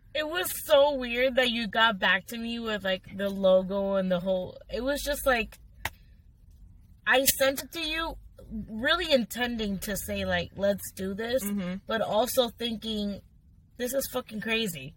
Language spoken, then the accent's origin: English; Miami, Florida, United States; moved away; I'm glad that I grew up there because of the diversity and because of like the culture. Miami has its own culture